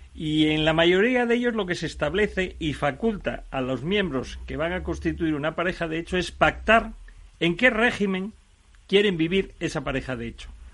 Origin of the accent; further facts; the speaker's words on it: Asturias, Spain; yo, por ejemplo, que soy asturiano, me puedo ir a casar a Barcelona, pero yo resido en Asturias.